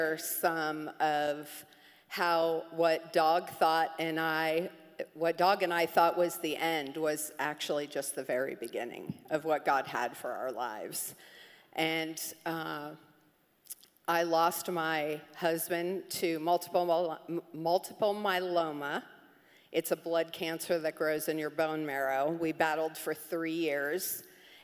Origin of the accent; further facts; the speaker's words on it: Miami, Florida, United States; I grew up in Miami